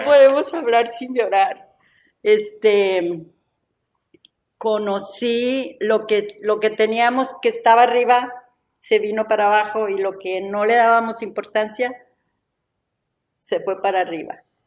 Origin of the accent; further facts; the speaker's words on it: Ciudad Victoria, Tamaulipas, Mexico; Somos de Ciudad Victoria